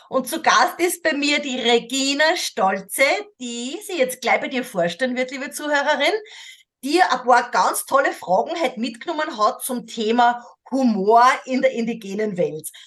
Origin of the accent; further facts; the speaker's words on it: Austria; born there; Ich kenne das mhm. natürlich als gebürtige Österreicherinnen auch, also dieser, dieser Sarkasmus, diese Ironie.